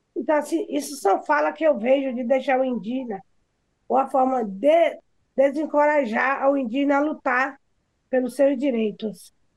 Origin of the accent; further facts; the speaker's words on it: Pataxó village, Bahia, Brazil; aqui na minha aldeia